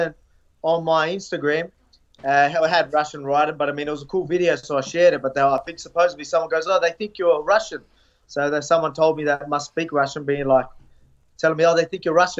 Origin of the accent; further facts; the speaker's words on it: Australia; I'm from Australia